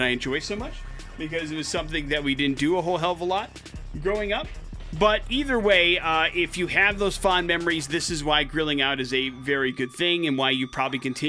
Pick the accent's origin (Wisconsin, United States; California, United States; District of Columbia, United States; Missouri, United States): Wisconsin, United States; growing up in Wisconsin